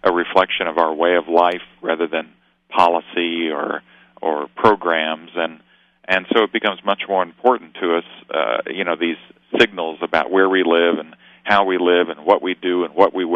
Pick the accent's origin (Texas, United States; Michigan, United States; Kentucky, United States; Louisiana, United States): Kentucky, United States; now in Austin, United States; I came from Kentucky